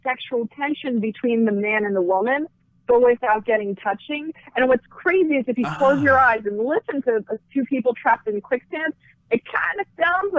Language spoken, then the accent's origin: English; Clifton, New Jersey, United States; I actually did grow up in the dirty Jersey.